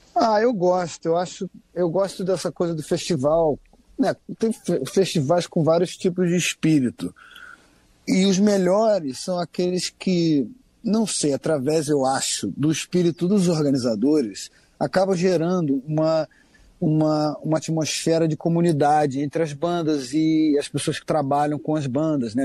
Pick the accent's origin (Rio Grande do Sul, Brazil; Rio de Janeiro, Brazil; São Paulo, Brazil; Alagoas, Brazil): Rio de Janeiro, Brazil; Eu, como cresci pegando onda aqui no Rio de Janeiro